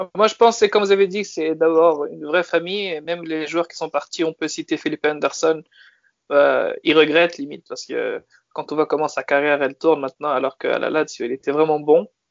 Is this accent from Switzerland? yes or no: no; France; moved away as an adult; also born or lived in Turin, Italy; je suis né en France, puis j'ai vécu en Italie pendant six ans